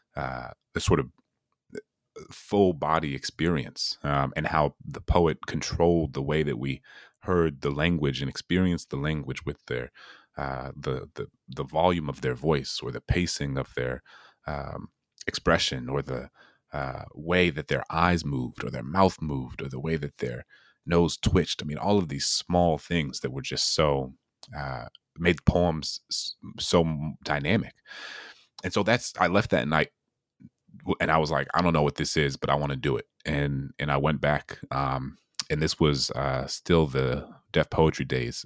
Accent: New Orleans, Louisiana, United States; my hometown in New Orleans

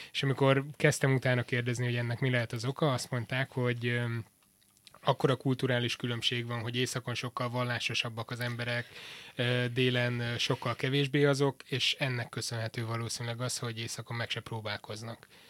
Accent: Miskolc, Borsod-Abaúj-Zemplén, Hungary; born or raised there; also born or lived in Debrecen, Hungary / Portugal

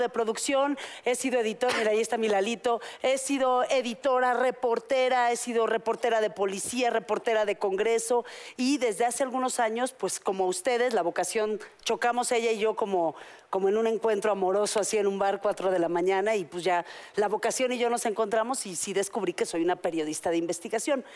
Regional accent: Mexico; yo todavía me crié en México

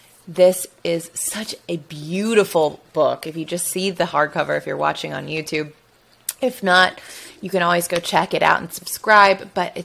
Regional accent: Alabama, United States; I'm from Alabama

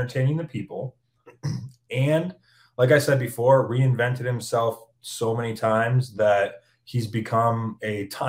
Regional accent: Hamilton, Ontario, Canada; I'm from Hamilton.

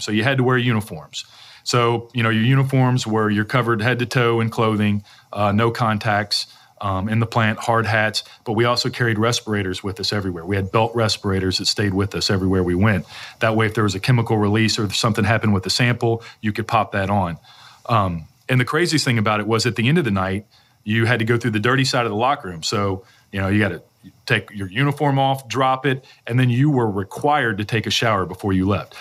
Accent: Louisville, Kentucky, United States; I grew up in this area. You know, I was born in Louisville

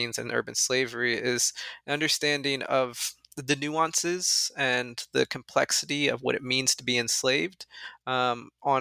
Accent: Northern Delaware, United States; I'm actually from Northern Delaware, which is in many ways, as you well know, right? In many ways, a suburb of Philadelphia

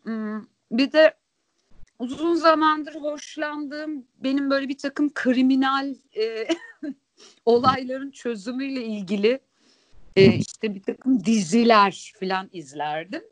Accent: Sakarya, Turkey; Sakarya'da büyüdüm

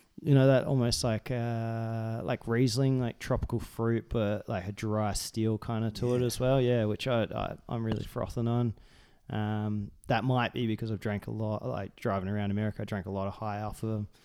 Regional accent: United States; also born or lived in Margaret River, Western Australia; now in Australia; I'm an American.

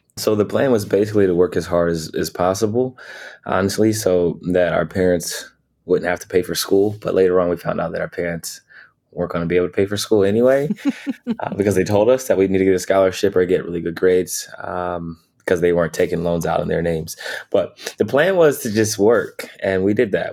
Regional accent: Canton, Ohio, United States; moved away; growing up in Ohio, Canton, Ohio specifically

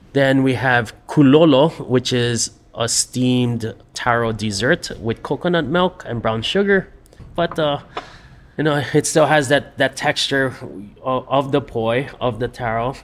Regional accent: Hawaii, United States; born or raised there

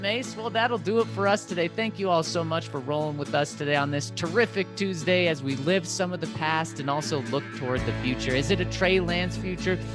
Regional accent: Denver, Colorado, United States; born, born and raised in Denver

